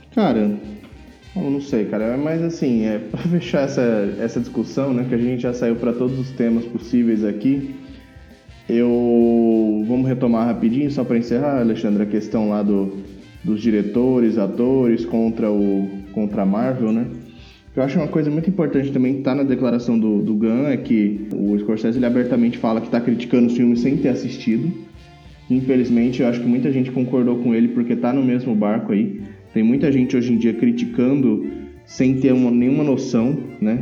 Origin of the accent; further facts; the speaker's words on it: Pereira Barreto, São Paulo, Brazil; moved away; lá na minha cidade natal, em Pereira Barreto